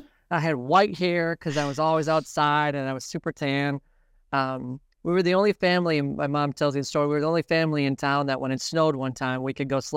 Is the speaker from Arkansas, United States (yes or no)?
no; Green Bay, Wisconsin, United States; So I'm originally from Green Bay and Shopko, which was a community chain in the area, was headquartered out of Green Bay.